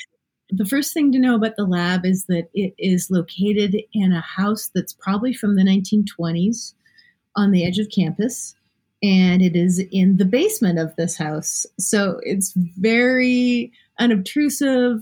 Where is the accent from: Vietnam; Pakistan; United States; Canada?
Canada; being Canadian